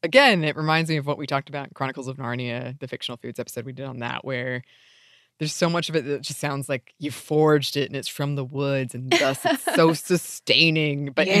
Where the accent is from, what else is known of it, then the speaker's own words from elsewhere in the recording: United States; as an American child who grew up reading a lot of British fantasy.